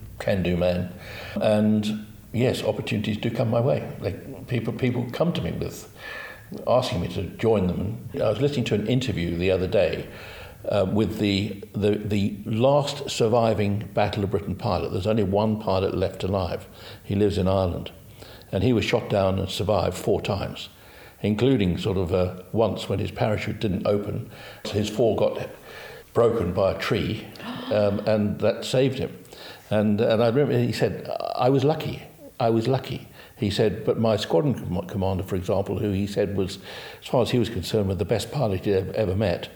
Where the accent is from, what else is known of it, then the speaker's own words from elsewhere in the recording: South Africa; moved away as an adult; I grew up in South Africa, I did my aptitude tests with the University of the Witwatersrand, Johannesburg University